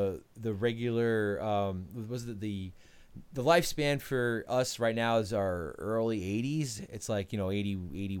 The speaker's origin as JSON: {"language": "English", "town": "Melville", "region": "New York", "country": "United States", "tie": "born or raised there", "also_born_or_lived": "Ronkonkoma, New York", "said": "we grew up in Melville"}